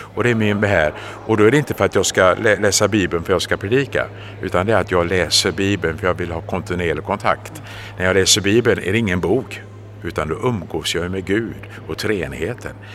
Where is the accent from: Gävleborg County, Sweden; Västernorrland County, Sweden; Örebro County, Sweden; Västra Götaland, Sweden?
Västra Götaland, Sweden; Gothenburg; jag hade glädjen att få växa upp och födas i den vackra staden Göteborg